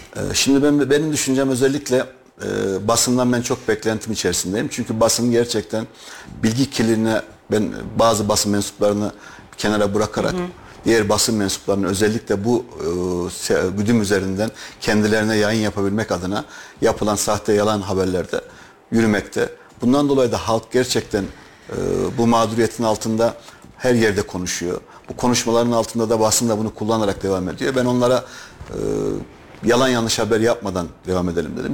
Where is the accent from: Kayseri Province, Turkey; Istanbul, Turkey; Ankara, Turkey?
Kayseri Province, Turkey; Kayseri; Ben Kayseri doğumluyum